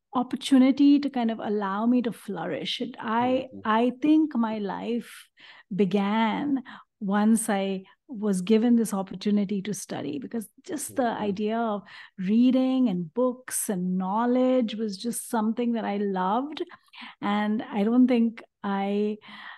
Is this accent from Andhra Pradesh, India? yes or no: no; Mumbai, Maharashtra, India; moved away as an adult; now in United States; I was born in Bombay, India, and I grew up in a traditional middle-class home